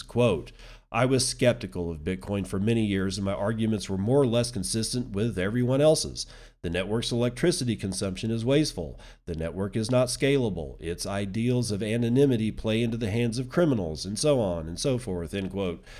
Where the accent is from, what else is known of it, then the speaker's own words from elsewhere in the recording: United States; as an American citizen